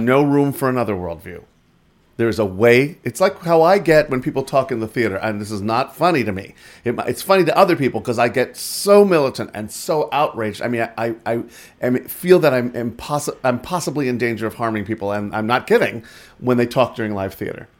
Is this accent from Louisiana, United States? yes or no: no; New York, United States; moved away; I'm from New York originally